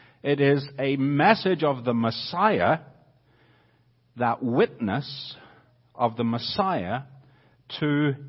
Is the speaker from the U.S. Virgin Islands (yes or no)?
no; Northern Ireland, United Kingdom; accent: Northern Irish; So if you hear the Northern Irish accent coming through, praise God.